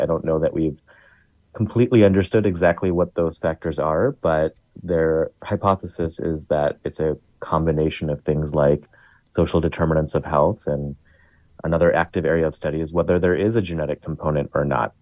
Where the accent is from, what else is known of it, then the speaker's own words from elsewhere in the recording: Chicago, Illinois, United States; I grew up in the South Asian community of Chicago